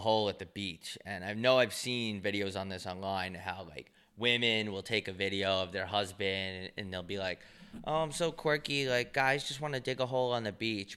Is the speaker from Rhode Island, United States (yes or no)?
no; New York, United States; growing up in New York